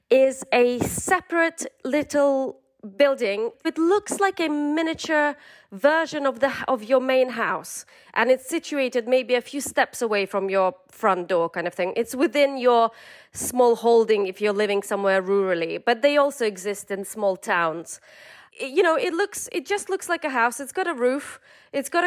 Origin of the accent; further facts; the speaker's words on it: southern Ukraine, Ukraine; so I'm from the south of Ukraine, and um, it's you know it's that huge kind of swath of steppes.